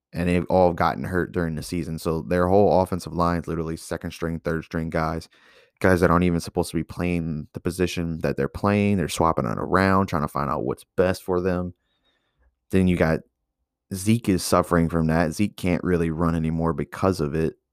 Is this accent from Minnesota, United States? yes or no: no; Louisiana, United States; I'm from Louisiana